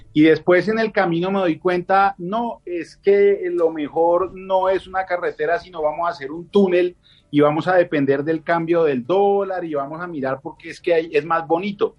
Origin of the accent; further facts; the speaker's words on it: Bogotá, Colombia; como bogotano